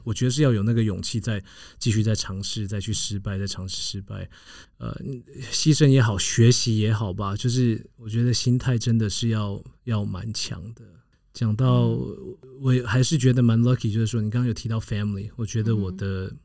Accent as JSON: {"language": "Chinese", "country": "United States", "tie": "born or raised there", "moved": "yes", "said": "长大的一个环境就是在一个美国的郊区"}